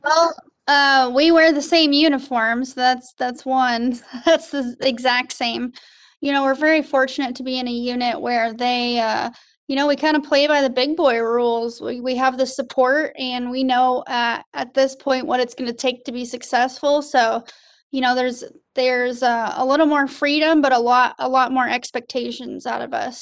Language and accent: English; Colorado Springs, Colorado, United States; moved away as an adult; now in Fort Benning, Georgia, United States; Colorado Springs, Colorado originally.